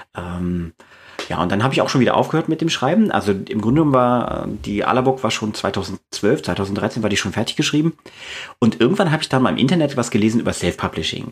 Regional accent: East Germany, Germany; now in Braunschweig, Germany; ich bin in der DDR aufgewachsen, zumindest die ersten zehn Jahre meines Lebens

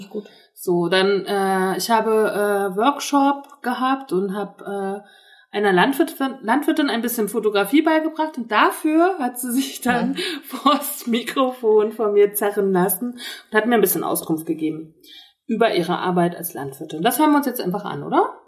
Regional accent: Northern Germany, Germany; ich komme ja aus Norddeutschland

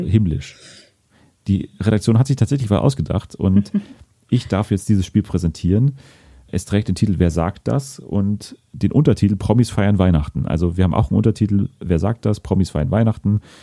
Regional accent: Germany; als Deutsche

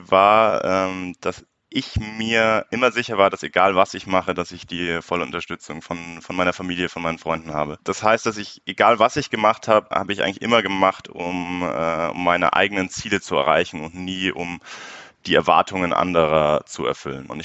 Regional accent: Munich, Bavaria, Germany; born there; bin 25 Jahre alt, äh, gebürtiger Münchner, daher kennen wir uns ja auch

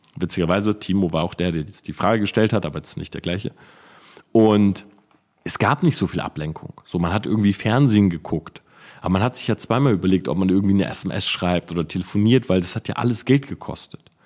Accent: Delmhorst, Lower Saxony, Germany; ich komme ja aus Delmhorst, aber nebendran ist so Sandhausen, Wildeshausen und so

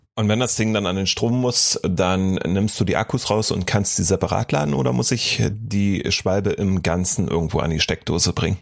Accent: East Germany, Germany; hier bei uns im Osten der Republik

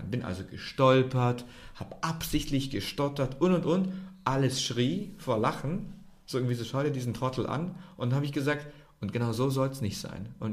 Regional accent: Germany; sorry, ich bin nicht so oft in Serbien, ich bin aus Deutschland, wir lächeln halt

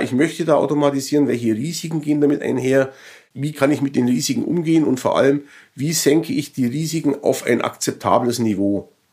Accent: Germany; als Deutsche

